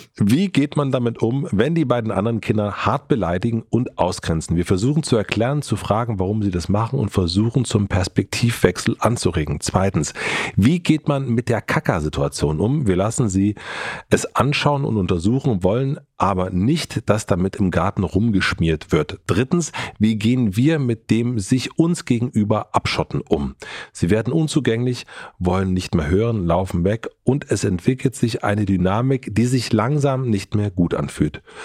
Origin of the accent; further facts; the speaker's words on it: Germany; ich bin in Grönen aufgewachsen, heißt der Ort